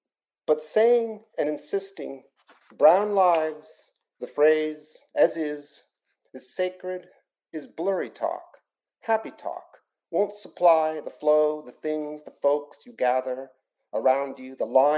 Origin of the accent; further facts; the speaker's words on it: San Diego, California, United States; moved away as an adult; also born or lived in New York City / San Francisco; now in New Orleans, United States; Before that, I was in San Francisco for about 4 or 5 years. And I'm originally from San Diego, California.